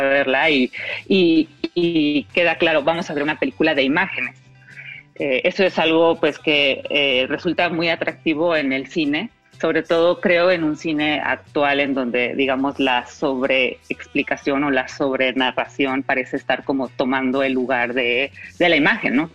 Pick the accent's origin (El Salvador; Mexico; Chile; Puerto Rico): Mexico; yo como mexicana